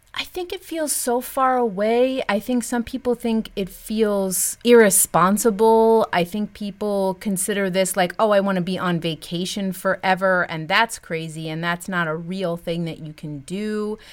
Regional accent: United States; moved away as an adult; As an American, I've had a lot of experiences abroad that are specifically American experiences

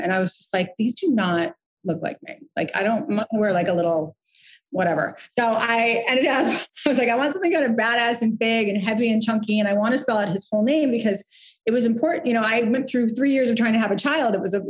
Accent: Santa Barbara, California, United States; So I grew up in Santa Barbara, California in Montecito. My grandfather was a silversmith polo player there.

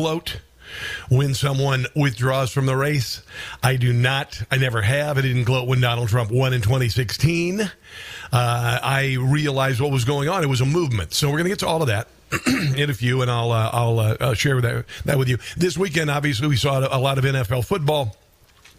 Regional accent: Midwest, United States; also born or lived in Washington, D.C.; now in Kansas City, United States; I am from the Midwest. I was originally a Chiefs fan. Obviously moved back to Kansas City about 8 years ago

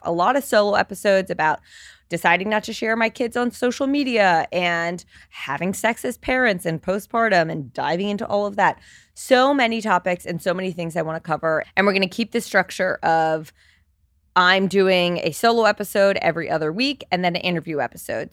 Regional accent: New Jersey, United States; moved away as an adult; now in New York City, United States; I grew up in Jersey, but I've been in New York for the past ten years.

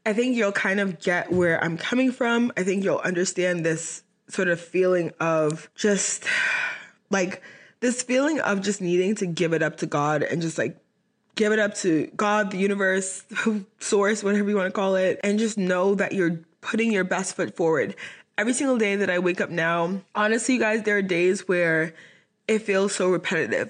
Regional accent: Boston, Massachusetts, United States; moved away as an adult; now in Dallas, United States; my college was in my hometown in Boston, Massachusetts

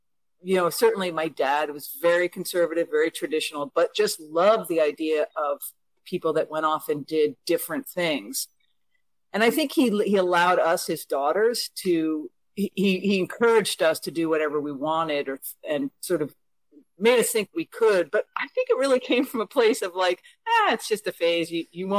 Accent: Connecticut, United States; I consider my hometown to be a tiny rural town in Connecticut

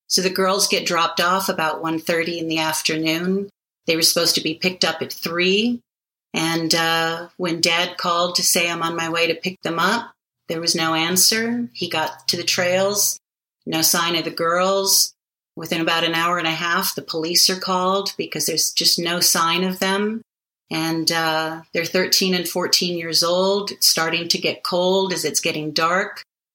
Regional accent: Hawaii, United States; moved away; I'm from Hawaii, wow. Originally, born and raised.

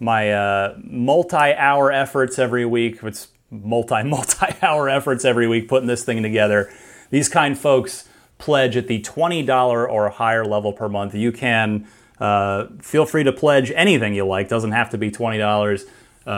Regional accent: Phoenix, Arizona, United States; also born or lived in New Jersey; I'm originally from New Jersey, but we moved to Arizona and when I was in grade school. So I was in, you know, the Phoenix area

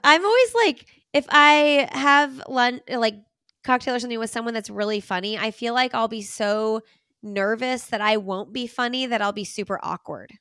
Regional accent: Bloomington, Indiana, United States; now in Raleigh, United States; I grew up in Bloomington, Indiana

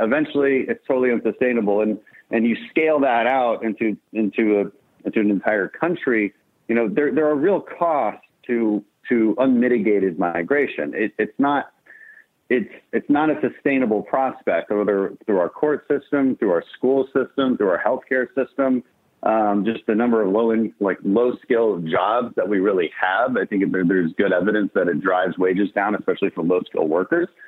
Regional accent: Houston, Texas, United States; we're from Houston

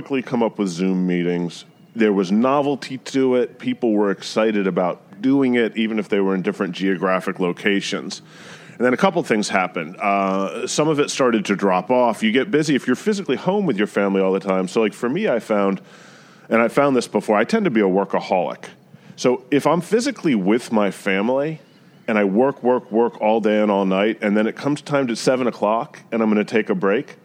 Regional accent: South Carolina, United States; also born or lived in New Jersey; now in New York, United States; being mostly from South Carolina, even though my family is northern in roots, and I was born in Jersey

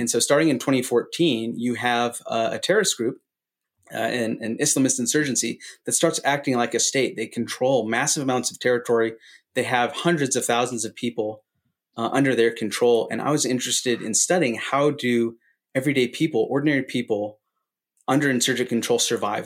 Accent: San Francisco Bay Area, California, United States; moved away as an adult; also born or lived in Grand Rapids, Michigan; I grew up in the San Francisco Bay Area

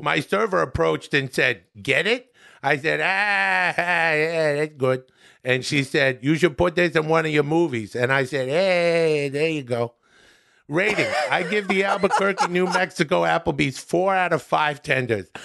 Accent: Canada; now in United States; I'm from Canada, where society is just a little bit different than it is here.

